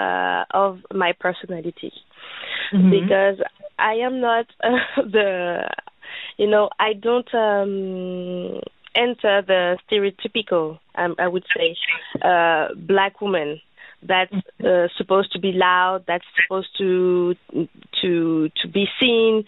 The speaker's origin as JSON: {"language": "English", "country": "Benin", "moved": "yes", "lives_now": "France", "said": "I'm French, but I'm from Benin, which is a West African country."}